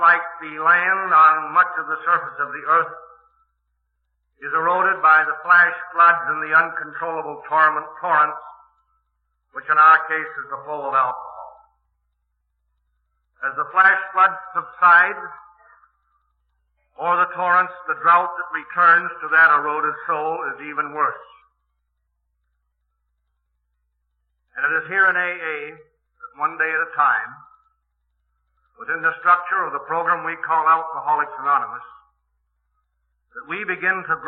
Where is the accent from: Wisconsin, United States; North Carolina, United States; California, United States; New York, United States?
Wisconsin, United States; Milwaukee; I am from Milwaukee